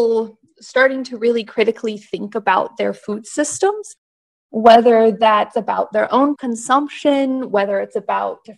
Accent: Kansas, United States; moved away as an adult; now in Delaware, United States; I'm not from Delaware. I'm originally from Kansas

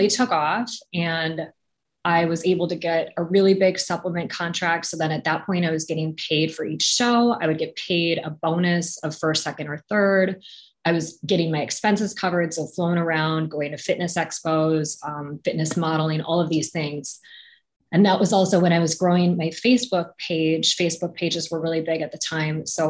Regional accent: Wisconsin, United States; moved away as an adult; also born or lived in New York; I grew up in Wisconsin, but I was in New York for college

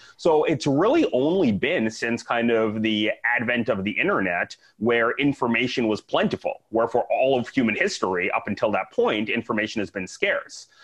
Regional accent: Saskatoon, Saskatchewan, Canada; moved away as an adult; also born or lived in Vancouver, Canada / Dallas, Texas, United States; now in Tampa, United States; I am originally Canadian. So I grew up in Saskatoon

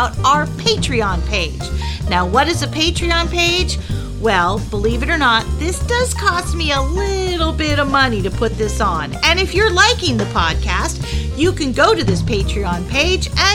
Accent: La Jolla, California, United States; moved away; I was born in La Jolla, California, so I know California very well

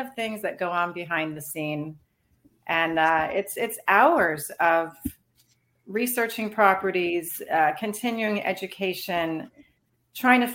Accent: Pembroke Pines, Florida, United States; also born or lived in Chicago, Illinois / Cooper City, Florida; I grew up down here. I was born in Chicago, but I moved down here when I was 5 to Broward County.

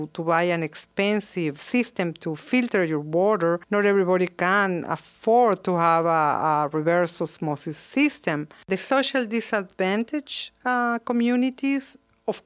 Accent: Wilmington, North Carolina, United States; my hometown, Wilmington

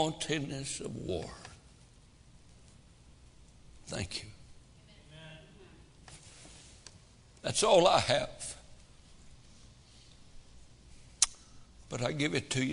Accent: United States; As an American

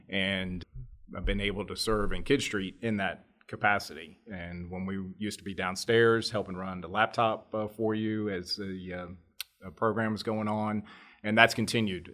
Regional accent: Greensboro, North Carolina, United States; also born or lived in New Jersey; We moved down to North Carolina when I was seven. Dad was transferred with his job down here, and I grew up in the Greensboro area

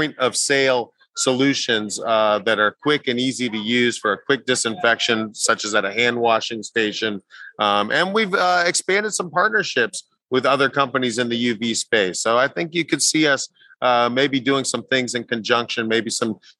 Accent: Orlando, Florida, United States; this is my hometown.

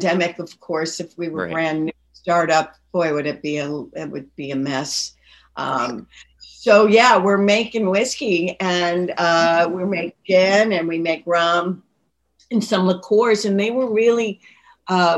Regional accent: Lynn, Massachusetts, United States; also born or lived in Peabody, Massachusetts; I grew up in Lynn in Peabody.

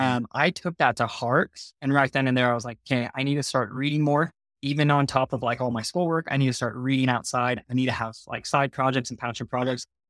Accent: Murrieta, California, United States; moved away as an adult; now in Utah, United States; I was born and raised in Southern California, as you mentioned earlier. So a place that not a lot of people have heard of is called Marietta.

